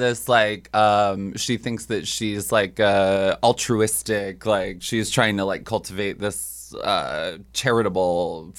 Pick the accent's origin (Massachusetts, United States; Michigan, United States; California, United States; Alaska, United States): Alaska, United States; Juneau; moved away as an adult; now in New York, United States; Juneau, Alaska.